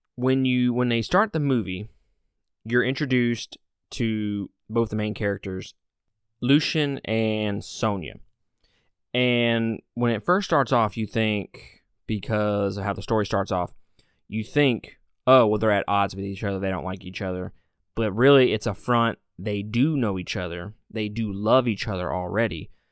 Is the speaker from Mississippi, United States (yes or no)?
yes; Mississippi, United States; I'm from Mississippi, so I can pronounce everything wrong